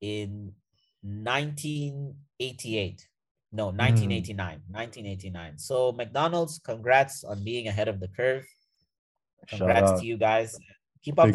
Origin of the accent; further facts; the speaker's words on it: Mozambique; first language Portuguese; English is a second language; moved away; also born or lived in South Africa / Canada; I'm from Mozambique